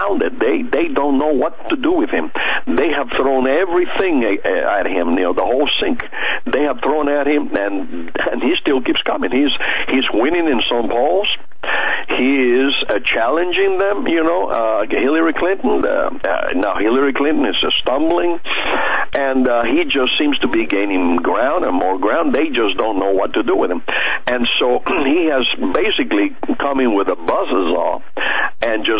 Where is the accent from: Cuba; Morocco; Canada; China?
Cuba; moved away; I was born in Cuba, and I came. I was there during the revolution